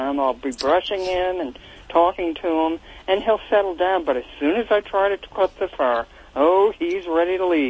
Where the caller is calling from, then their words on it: Reading, Pennsylvania, United States; I'm calling from the Reading, Pennsylvania area.